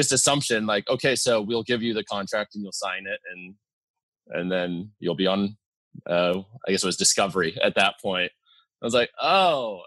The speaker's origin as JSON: {"language": "English", "country": "United States", "tie": "born or raised there", "said": "It's right up in the Cascade Mountains. So, I mean, I grew up like hiking and mountain climbing with my dad a lot too."}